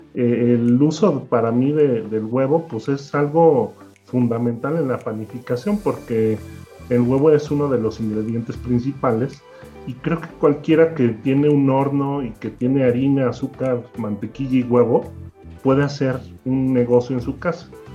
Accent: Mexico; una historia como muchos de los pasteleros de, México

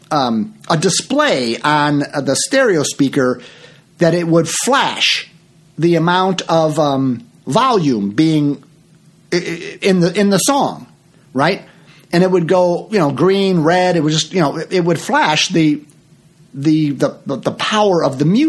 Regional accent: Chicago, Illinois, United States; also born or lived in Florida; I'm from Chicago

